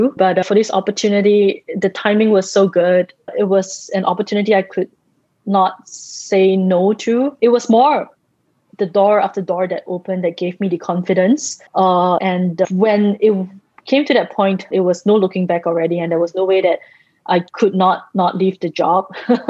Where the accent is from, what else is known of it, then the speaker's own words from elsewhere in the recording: Singapore; in the early days, I used to write like Jane Austen because I'm Singaporean and everything is so structured and formal.